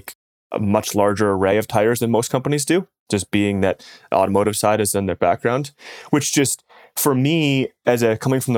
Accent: Michigan, United States; The cold weather stuff's definitely helpful, like growing up in Michigan. And when I go back there, like it just, the other stuff, you can just, you almost hear it sometimes, like when it gets like negative 10.

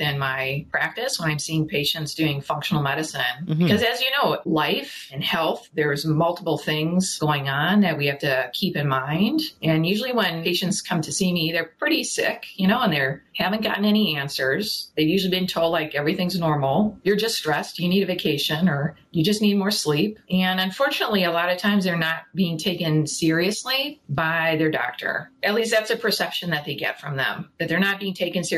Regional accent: Chicago, Illinois, United States; moved away as an adult; now in Ottawa, Canada; I'm actually originally from Chicago, but I've been living now here in Canada, in Ottawa, for 20 years

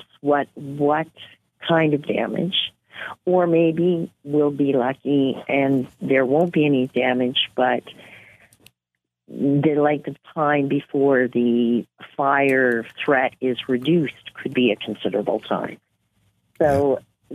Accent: Nova Scotia, Canada; moved away as an adult; also born or lived in New Brunswick / Inuvik, Northwest Territories; now in Yellowknife, Canada; But I'm originally from New Brunswick and grew up in Nova Scotia

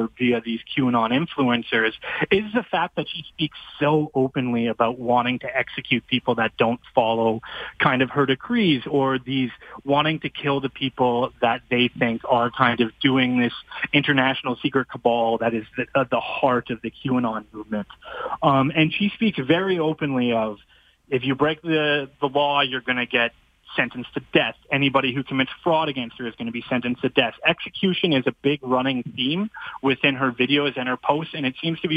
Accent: Fort Saskatchewan, Alberta, Canada; my hometown of Fort Saskatchewan

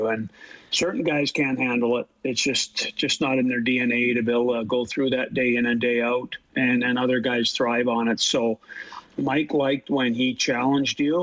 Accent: Canada; being Canadian

